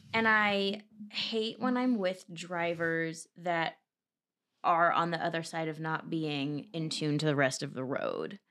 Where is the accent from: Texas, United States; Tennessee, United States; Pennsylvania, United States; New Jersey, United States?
New Jersey, United States; Cherry Hill; I'm from Cherry Hill, New Jersey, which is twenty, thirty minutes east of Philadelphia.